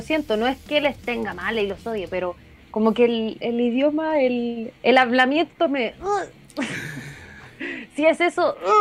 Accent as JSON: {"language": "Spanish", "country": "Chile", "said": "en Chile tenemos mucha música"}